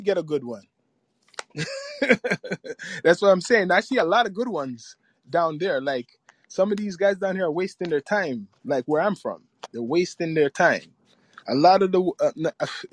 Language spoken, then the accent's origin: English; Toronto, Ontario, Canada; I'm from Toronto.